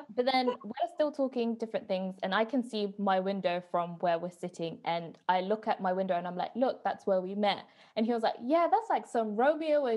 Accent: Coventry, West Midlands, United Kingdom; I'm from Coventry

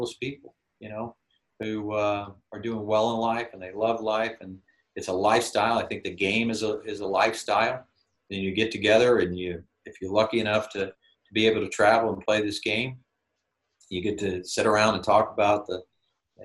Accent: Dallas-Fort Worth area, Texas, United States; I grew up with in the Dallas-Fort Worth area.

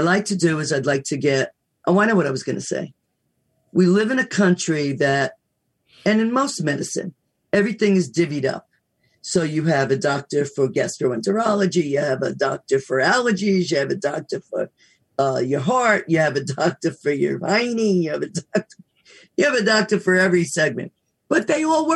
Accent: United States; I love being American, don't get me wrong, went to school overseas, but I love being American

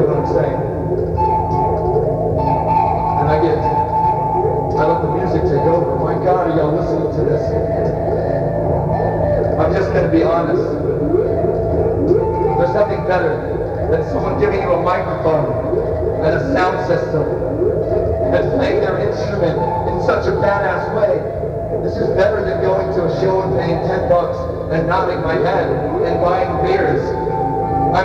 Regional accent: Florida, United States; a kid growing up in Florida

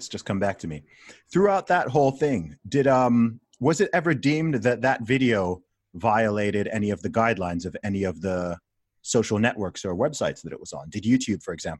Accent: Saudi Arabia; Like, again, I said, I grew up in Saudi Arabia where you've got certain blasphemy laws and stuff like that.

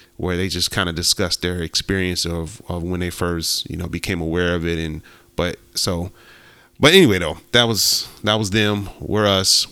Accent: Ohio, United States; growing up in the Midwest, I grew up in Ohio

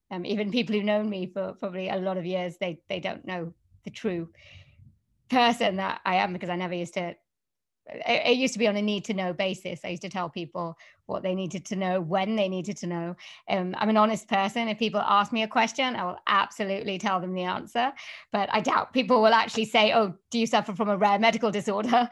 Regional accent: Wales, United Kingdom; accent: Welsh; I can do a Welsh accent, 'cause I come from Wales, so I do Welsh accents

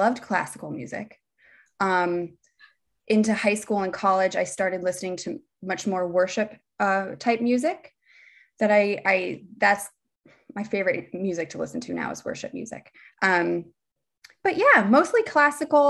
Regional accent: Bethlehem, Pennsylvania, United States; moved away as an adult; also born or lived in Delaware / New Jersey; I grew up in Bethlehem, Pennsylvania

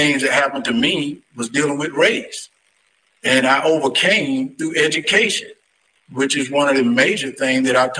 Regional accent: Deep South, United States; I'm from the Deep South.

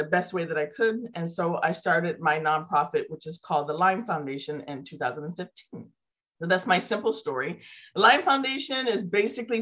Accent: Santa Rosa, California, United States; my hometown here in Santa Rosa

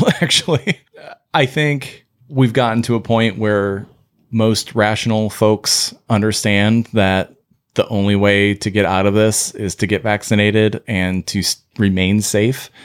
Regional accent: United States; we as the American, like, medical association and as Americans

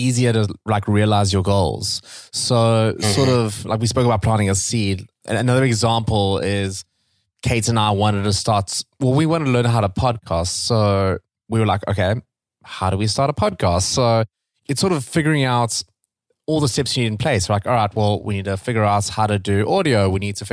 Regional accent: South Africa; moved away; I'm from South Africa

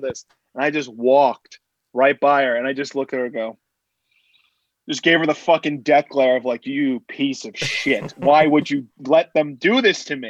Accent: Boca Raton, Florida, United States; moved away as an adult; also born or lived in Hartford / New York; I grew up in Boca Raton. Went to college in Hartford, and then I moved to New York as soon as I graduated

